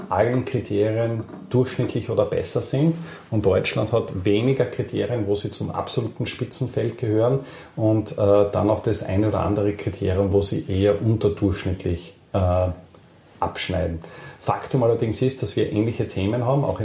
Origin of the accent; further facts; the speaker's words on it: Austria; äh, ja, sehr selten als Österreicher das Erlebnis hat, möchte ich es trotzdem anführen.